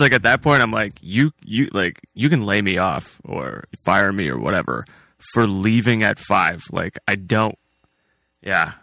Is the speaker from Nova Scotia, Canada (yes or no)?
no; Hamilton, Ontario, Canada; moved away as an adult; now in Delhi, Canada; I'm originally from Hamilton